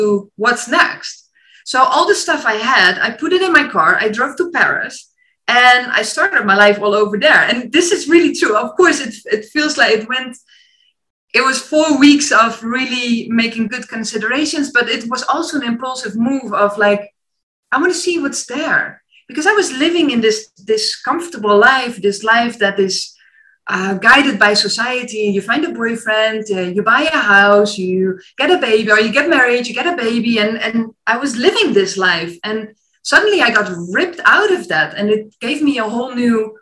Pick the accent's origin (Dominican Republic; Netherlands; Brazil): Netherlands; moved away as an adult; also born or lived in China / France; my mom was in the meantime sending all vacancies from the Netherlands, like, oh, here's a cool teaching job, there you can go teach, all close to my hometown of my parents